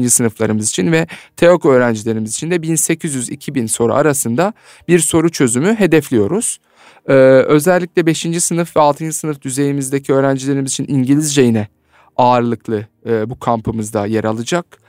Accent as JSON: {"language": "Turkish", "area": "Alanya", "region": "Antalya", "country": "Turkey", "tie": "born or raised there", "said": "Antalya, Alanya kampı düzenlemiş bulunuyoruz. Evet benim de memleketim"}